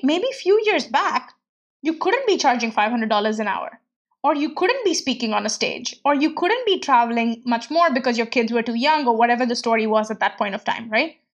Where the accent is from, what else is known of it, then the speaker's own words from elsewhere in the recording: India; moved away; growing up in India and coming from a very middle class background